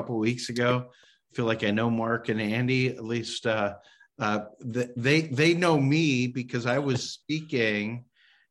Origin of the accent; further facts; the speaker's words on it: Calgary, Alberta, Canada; a student at the University of Calgary in my hometown of Calgary, Alberta, Canada